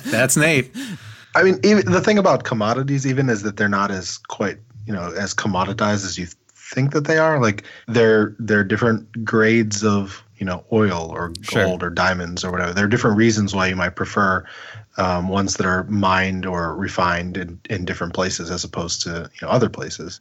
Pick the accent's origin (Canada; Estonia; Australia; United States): United States; Pittsburgh, Pennsylvania; I am from Pennsylvania, Pittsburgh, southwestern Pennsylvania